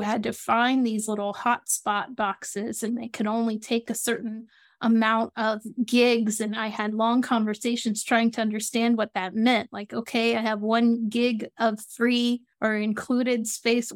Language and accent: English; Atlanta, Georgia, United States; now in South Florida, United States; I live in South Florida and I'm from Atlanta, Georgia